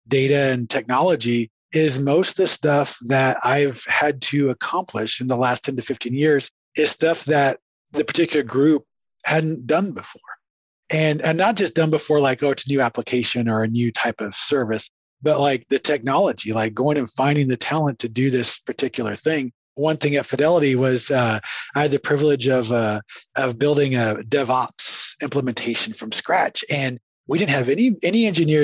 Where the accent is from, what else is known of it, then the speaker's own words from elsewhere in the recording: San Antonio, Texas, United States; also born or lived in Waxahachie, Texas / Dallas, Texas / Surrey, England / Boston, Massachusetts; now in Mansfield, United States; I was born in Waxahachie, Texas, right? I grew up in San Antonio, went to school in Dallas